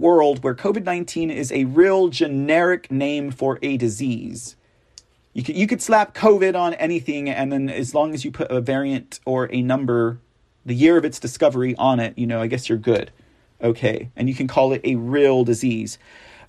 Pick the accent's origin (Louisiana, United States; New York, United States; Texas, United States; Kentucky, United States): Texas, United States; I'm from Texas. We don't do masks down here.